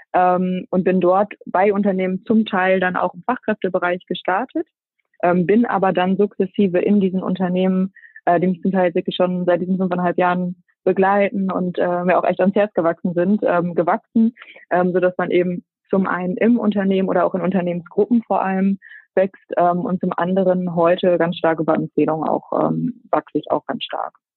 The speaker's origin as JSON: {"language": "German", "area": "Münster area", "region": "Lower Saxony", "country": "Germany", "tie": "born or raised there", "also_born_or_lived": "Netherlands / Rhine-Ruhr", "said": "Bin aber als, äh, gebürtige Münsteranerin, die so ein bisschen an der holländischen Grenze groß geworden ist, ähm, dann der Liebe wegen wieder zurück"}